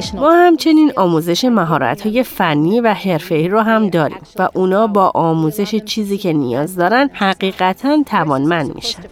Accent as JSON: {"language": "Persian", "town": "Dearborn", "region": "Michigan", "country": "United States", "tie": "born or raised there", "said": "من در قسمت جنوبی دیربورن خارج از دیترویت بزرگ شدم."}